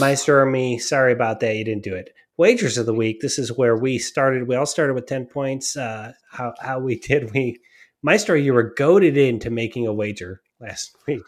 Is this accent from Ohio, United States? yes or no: yes; Cleveland, Ohio, United States; I grew up in Cleveland